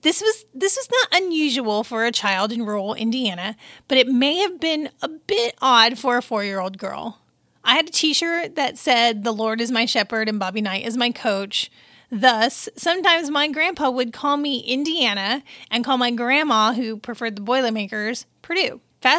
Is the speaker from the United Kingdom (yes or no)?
no; Pisa, Tuscany, Italy; born there; I was born in October in Pisa, Italy, because my dad was stationed at Camp Darby.